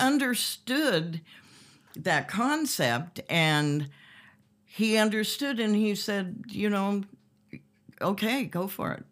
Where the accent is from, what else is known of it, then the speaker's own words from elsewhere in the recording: Compton, California, United States; I grew up here in Los Angeles and, uh, in Compton, actually